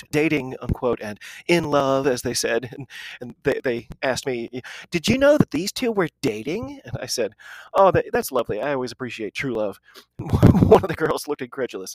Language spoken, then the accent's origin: English; United States; I'm an American rugby fan